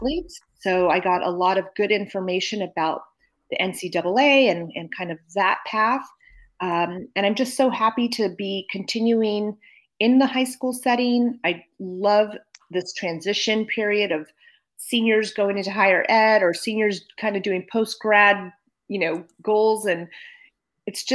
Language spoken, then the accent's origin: English; Napa, California, United States; also born or lived in Berkeley, California; I'm from Napa